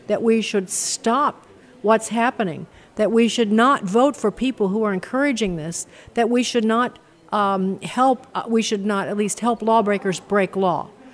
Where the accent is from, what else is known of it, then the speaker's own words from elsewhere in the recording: Chicago, Illinois, United States; University of Chicago. How about that? I graduated because that's my hometown